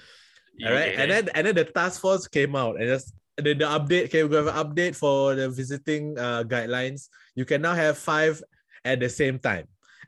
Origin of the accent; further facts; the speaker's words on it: Singapore; I am from Singapore.